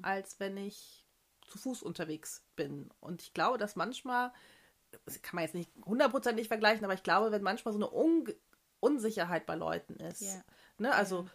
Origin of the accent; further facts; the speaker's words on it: Germany; moved away; Deutsche. Ich auch, ich auch.